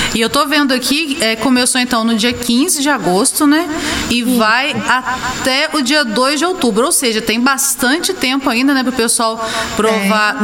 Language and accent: Portuguese; Santos Dumont, Minas Gerais, Brazil; also born or lived in Juiz de Fora; eu sou de Santos Dumont.